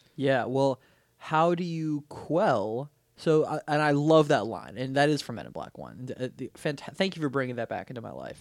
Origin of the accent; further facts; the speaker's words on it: Weston, Florida, United States; we grew up in Weston.